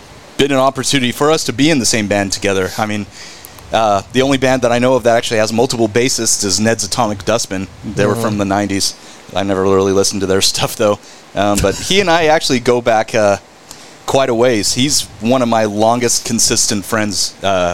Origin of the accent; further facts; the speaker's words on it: North Richland Hills, Texas, United States; also born or lived in Burleson / Euless; I grew up in North Richland Hills